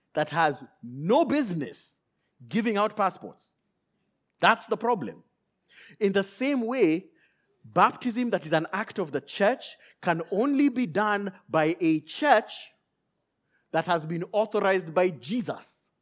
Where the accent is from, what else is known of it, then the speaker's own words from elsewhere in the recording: Nairobi, Kenya; I left Nairobi, Kenya, where I was born and raised